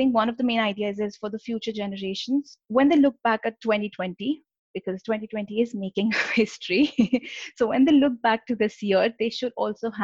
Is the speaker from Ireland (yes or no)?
no; India; moved away as an adult; now in United Kingdom; I live in the UK and I was born and raised in India. I came to UK about 10 years ago for my undergraduate degree